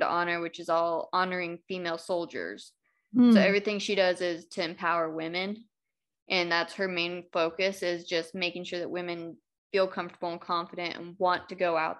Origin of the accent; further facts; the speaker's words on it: California, United States; moved away as an adult; I grew up in California